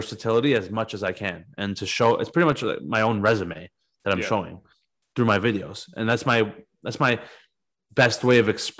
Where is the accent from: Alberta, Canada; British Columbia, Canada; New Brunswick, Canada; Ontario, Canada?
Ontario, Canada; Toronto; I'm from fucking Scarborough, Ontario. Like my parents are from Iran